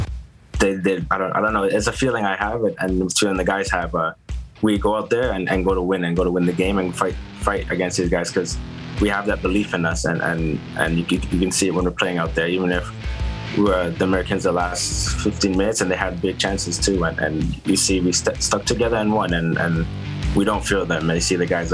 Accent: Canada; we're Canadian

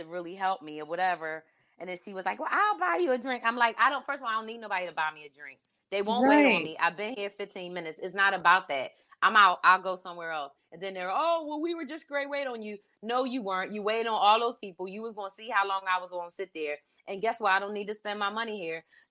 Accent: Philadelphia, Pennsylvania, United States; my hometown of Philly

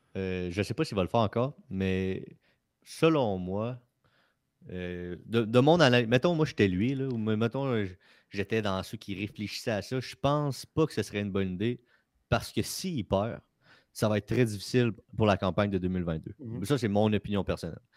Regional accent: Quebec, Canada; je suis fier d'être Québécois

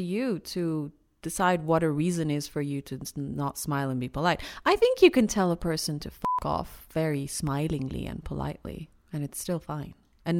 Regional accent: Iran; Why would you say I'm not Iranian?

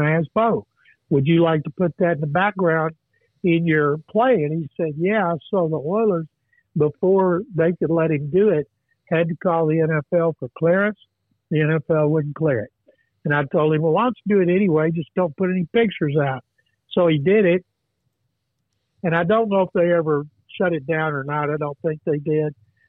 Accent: Waco, Texas, United States; When I was growing up in Waco

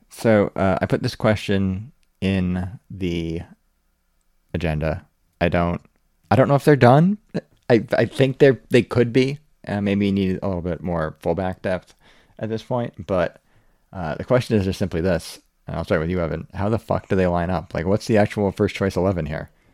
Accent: United States; As a American

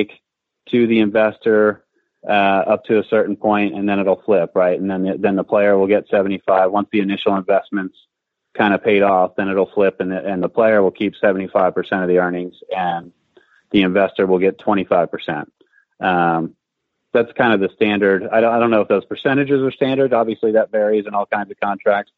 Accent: Philadelphia, Pennsylvania, United States; I had my two guys that were the head and assistant pro where I grew up in Philadelphia

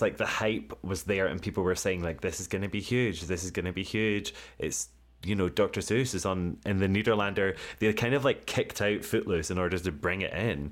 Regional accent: United Kingdom; I'm British

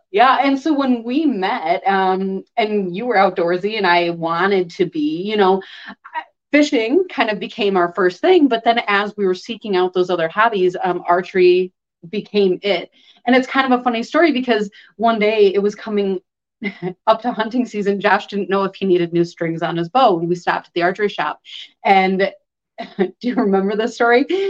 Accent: Chicago, Illinois, United States; now in Wisconsin, United States; I grew up in Chicago.

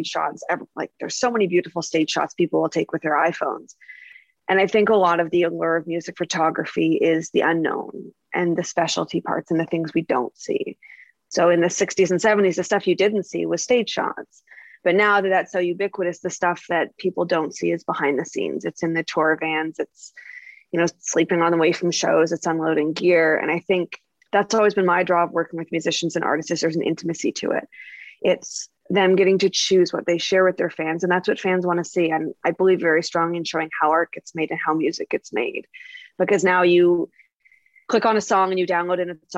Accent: Nova Scotia, Canada; now in Toronto, Canada; I'm originally from Nova Scotia, a pretty rural area

